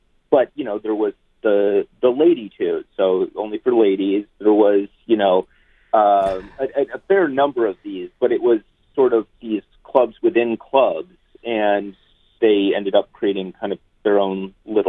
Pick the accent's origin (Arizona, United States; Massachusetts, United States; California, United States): California, United States; San Francisco; moved away; I was born in San Francisco as well. I left and then came back